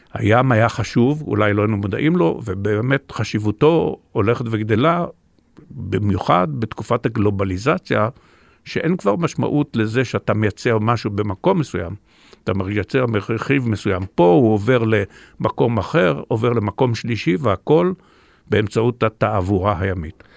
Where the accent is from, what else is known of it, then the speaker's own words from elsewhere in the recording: Israel; אני דווקא בן מושב